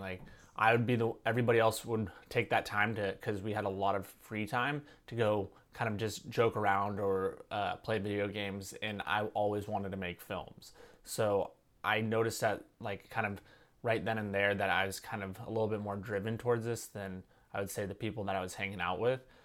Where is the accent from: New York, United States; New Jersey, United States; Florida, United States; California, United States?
California, United States; Santa Cruz; my hometown of Santa Cruz